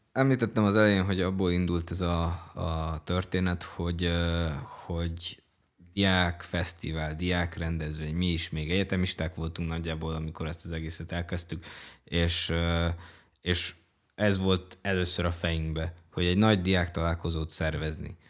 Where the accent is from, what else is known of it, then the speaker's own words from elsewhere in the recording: Cluj-Napoca, Cluj County, Romania; Én amúgy pont kolozsvári vagyok